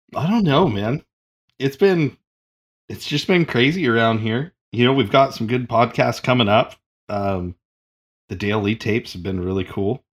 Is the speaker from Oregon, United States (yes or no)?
yes; Oregon, United States; I'm from Oregon